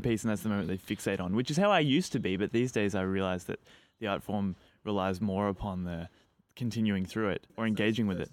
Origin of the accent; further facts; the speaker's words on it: Australia; being Australian